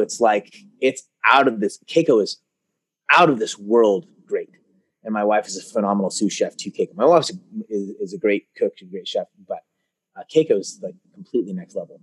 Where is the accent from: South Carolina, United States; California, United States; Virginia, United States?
California, United States; Concord; also born or lived in Oakland, California; now in Martinez, United States; I was born in Oakland, California, and then I grew up in a town called Concord, which is just over the hill from Oakland. And now I live in Martinez.